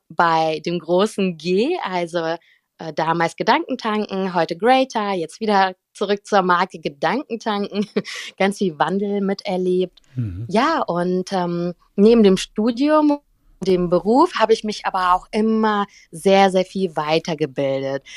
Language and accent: German; Cologne, North Rhine-Westphalia, Germany; also born or lived in St. Petersburg, Russia; bin in Köln aufgewachsen